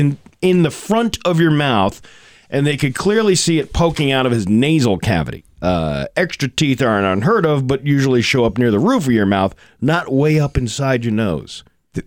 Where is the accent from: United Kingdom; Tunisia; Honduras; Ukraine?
Ukraine; You say Ukraine's weak? I'm from Ukraine.